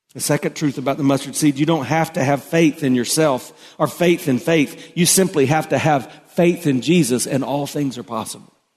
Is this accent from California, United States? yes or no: no; South Carolina, United States; I grew up in South Carolina, and so we had farmers all around us